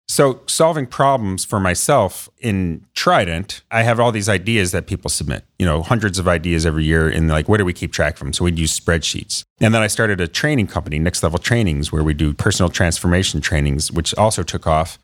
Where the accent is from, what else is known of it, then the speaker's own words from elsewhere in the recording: Perrysburg, Ohio, United States; I grew up in Northwest Ohio in Perrysburg, so outside of Toledo